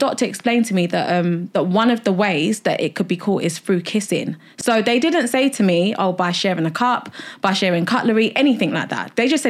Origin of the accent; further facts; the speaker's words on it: Nigeria; Coming from, like, I'm Nigerian, so like disability, anything like that, mental health, it's like a big taboo, like in the African community.